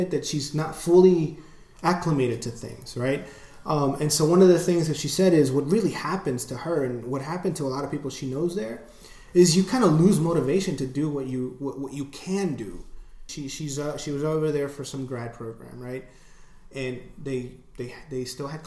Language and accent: English; United States; being an American, living in the U.S.